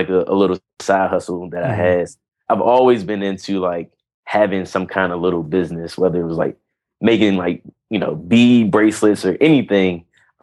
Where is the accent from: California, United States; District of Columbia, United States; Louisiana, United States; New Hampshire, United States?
District of Columbia, United States; Washington; also born or lived in North Carolina; I'm from Washington, D.C. I'm a D.C. native, which is and I live here now